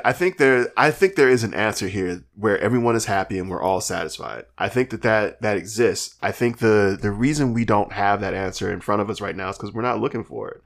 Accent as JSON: {"language": "English", "region": "Alabama", "country": "United States", "said": "I'm from Alabama"}